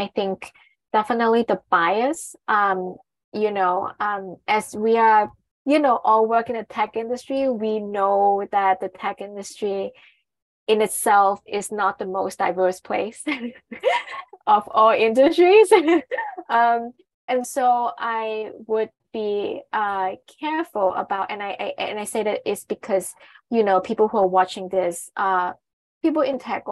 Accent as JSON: {"language": "English", "country": "Hong Kong", "said": "I'm from Hong Kong, so I'm East Asian"}